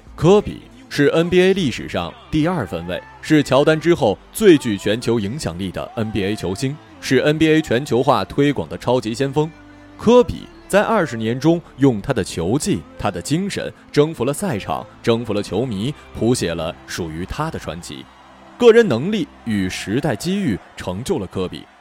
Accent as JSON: {"language": "Chinese", "town": "Baishan", "region": "Jilin", "country": "China", "tie": "born or raised there", "said": "我就是吉林省白山人"}